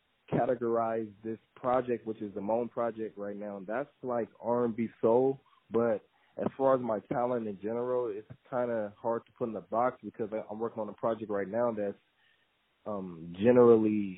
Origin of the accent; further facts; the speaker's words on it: Sacramento, California, United States; I'm from California, Sacramento, to be exact